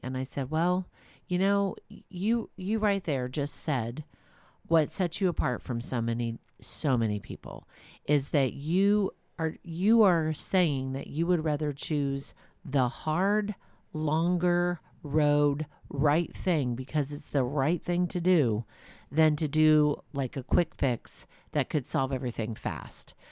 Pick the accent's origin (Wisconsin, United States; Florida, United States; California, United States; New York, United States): California, United States; Walnut Creek; I'm from Walnut Creek